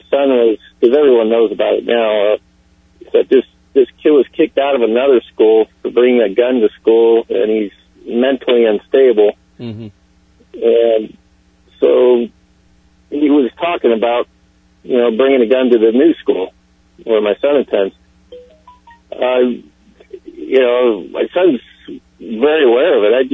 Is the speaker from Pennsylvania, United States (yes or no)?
yes; Pennsylvania, United States; I grew up in Pennsylvania where people were always carrying guns around.